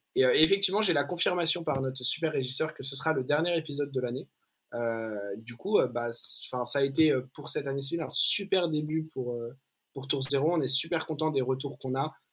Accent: France; en tant que Français

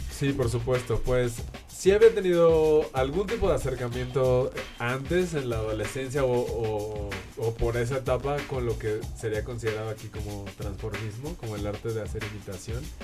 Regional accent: Mexico City, Mexico; Soy de aquí de la Ciudad de México, nací aquí y vivo aquí la mayor parte de mi vida

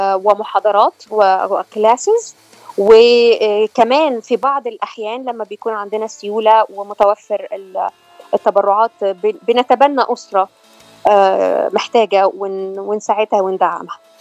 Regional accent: Egypt; moved away as an adult; now in California, United States; انا من مصر وبقالي 12 سنه

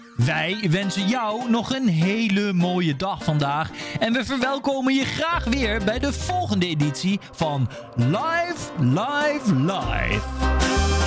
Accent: Netherlands; Wij als Nederlanders

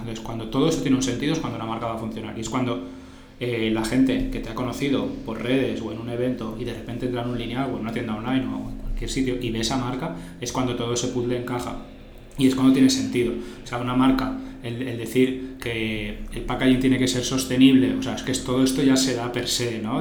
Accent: Sueca, Valencian Community, Spain; yo encima soy del pueblo del arroz. mi, pueblo es Sueca, que está a 30 kilómetros de, aquí de Valencia

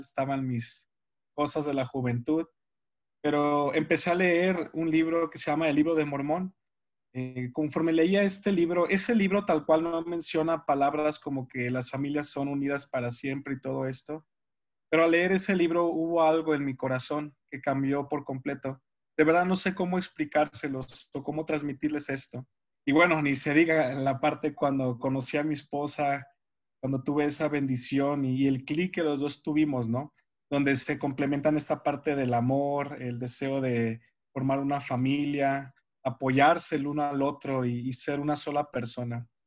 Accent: Mexicali, Baja California, Mexico; also born or lived in Sinaloa; nacido en Sinaloa, criado en Mexicali, Baja California. Somos norteños los dos

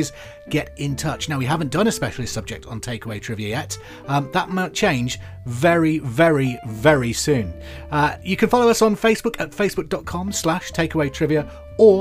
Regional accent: Hereford, West Midlands, United Kingdom; because I'm from Hereford too

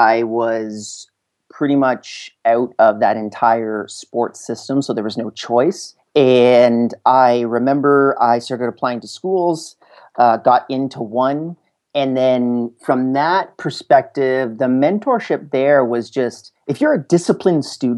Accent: Canada; also born or lived in Montreal / Vancouver / Calgary; I'm from Canada.

